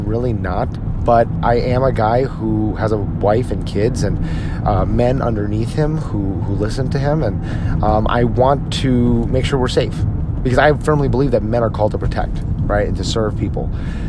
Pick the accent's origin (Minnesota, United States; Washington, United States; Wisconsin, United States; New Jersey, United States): New Jersey, United States; now in Dallas-Fort Worth, United States; my home state of New Jersey